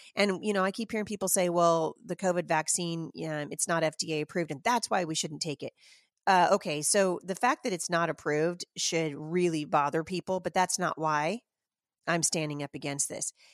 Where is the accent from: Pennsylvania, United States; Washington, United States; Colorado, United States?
Washington, United States; my home state of Washington